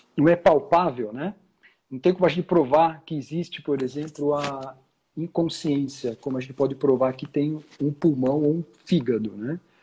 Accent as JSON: {"language": "Portuguese", "region": "São Paulo", "country": "Brazil", "tie": "born or raised there", "also_born_or_lived": "London", "moved": "as an adult", "said": "eu sou aqui de São Paulo, né? eu nasci, cresci"}